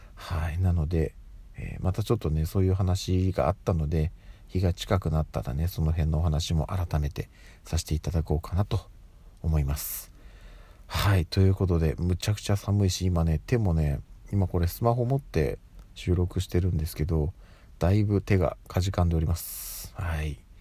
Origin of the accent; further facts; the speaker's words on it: Tokyo, Japan; 私はずっともう東京生まれ東京育ちでやってるので